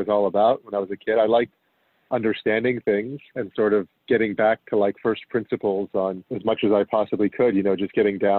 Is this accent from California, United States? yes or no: yes; San Diego, California, United States; moved away as an adult; also born or lived in Berkeley, California; now in Toronto, Canada; Home is San Diego, California. I was born there